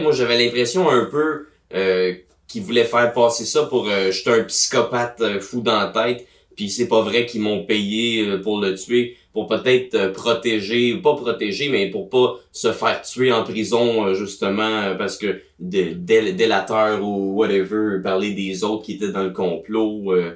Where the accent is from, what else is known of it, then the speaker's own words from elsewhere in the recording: Gatineau, Quebec, Canada; à Gatineau ma ville natale